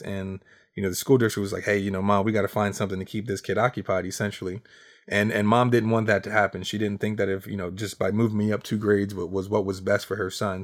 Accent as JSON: {"language": "English", "town": "Harrisburg", "region": "Pennsylvania", "country": "United States", "tie": "born or raised there", "said": "I am from Harrisburg, Pennsylvania, and for those who don't know, Harrisburg is the capital of Pennsylvania"}